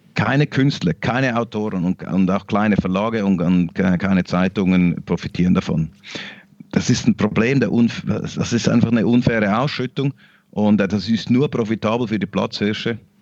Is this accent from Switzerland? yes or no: yes; Switzerland; Wir in der, in der Schweiz